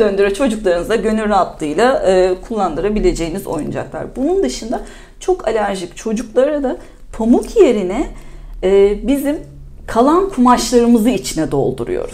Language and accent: Turkish; İzmir, Turkey; bir İzmirli olarak da İzmir'i de seven biri olarak da ve burada yaşamaktan keyif alıyorum.